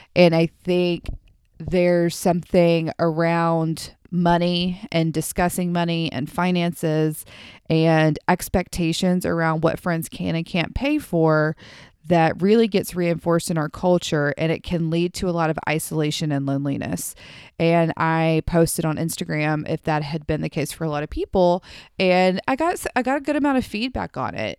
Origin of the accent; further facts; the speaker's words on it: the South, United States; I am from the South